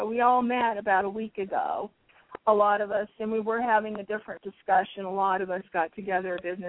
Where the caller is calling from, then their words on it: Tucson, Arizona, United States; I'm calling from Tucson.